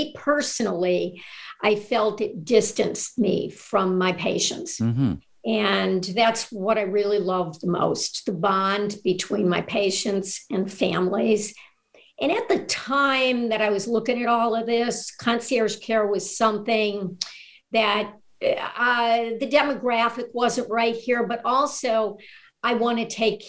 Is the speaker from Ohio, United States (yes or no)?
yes; Northeast Ohio, United States; moved away as an adult; also born or lived in Washington, D.C. / Pennsylvania; moved here back to my hometown, practiced medicine, primary care, private practice in Northeast Ohio